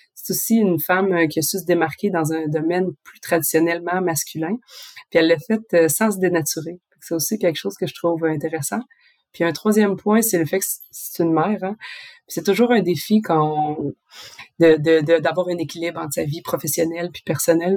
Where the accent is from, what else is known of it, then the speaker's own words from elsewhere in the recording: Quebec, Canada; moved away as an adult; now in France; quand je suis partie du Québec